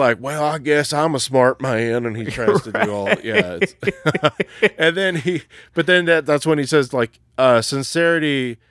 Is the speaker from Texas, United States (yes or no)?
yes; Texas, United States; Like, so I'm from Texas, son.